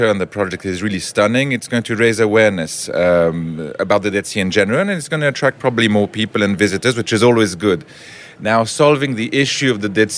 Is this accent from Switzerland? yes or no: yes; Geneva, Switzerland; moved away as an adult; now in Herzliya, Israel; we're originally from Geneva, Switzerland